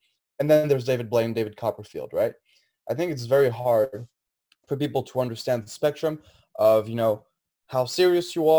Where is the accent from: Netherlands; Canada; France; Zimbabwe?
France; now in United States; originally, I'm from France